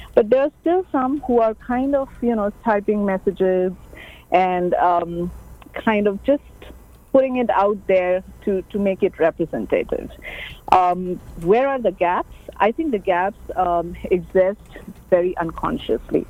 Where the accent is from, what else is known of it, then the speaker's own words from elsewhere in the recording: India; moved away; I'm an Asian. I'm an Indian from Asia